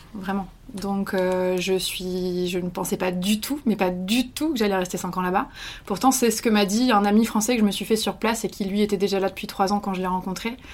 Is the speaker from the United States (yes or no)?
no; France; moved away as an adult; also born or lived in Quebec, Canada